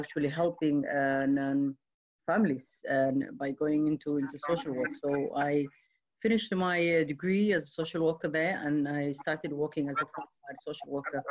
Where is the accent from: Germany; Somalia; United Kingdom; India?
Somalia; Mogadishu, Banaadir; I grew up in Somalia, Mogadishu